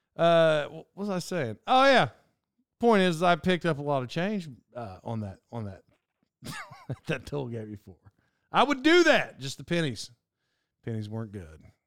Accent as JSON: {"language": "English", "area": "Cherokee Nation Turnpike area", "region": "Oklahoma", "country": "United States", "tie": "born or raised there", "said": "in childhood, when I lived there"}